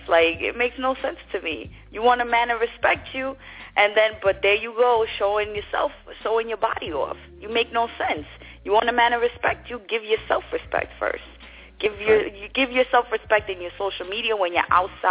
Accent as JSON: {"language": "English", "town": "New York City", "region": "New York", "country": "United States", "tie": "born or raised there", "also_born_or_lived": "Brooklyn", "moved": "as an adult", "lives_now": "Florida, United States", "said": "I was born in Brooklyn, raised in Queens."}